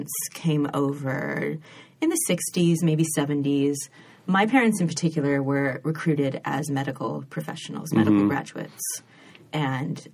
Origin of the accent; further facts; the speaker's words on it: Sacramento, California, United States; moved away as an adult; also born or lived in England; Raised in Sacramento